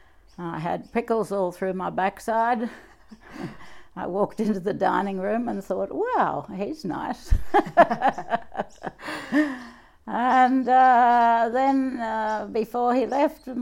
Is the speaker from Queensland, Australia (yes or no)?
yes; Cunnamulla, Queensland, Australia; also born or lived in Sydney; That's where I was brought up